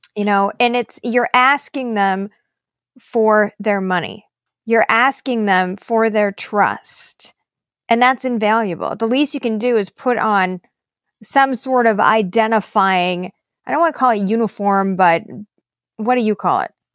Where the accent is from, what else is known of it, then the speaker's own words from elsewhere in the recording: Minnesota, United States; also born or lived in East Coast, United States; we moved to Minnesota when I was a, a girl